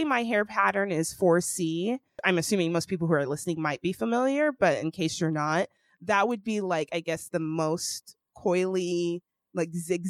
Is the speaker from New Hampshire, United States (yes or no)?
no; Sacramento, California, United States; also born or lived in Atlanta, Georgia; I grew up in Sacramento, which is a predominantly white city.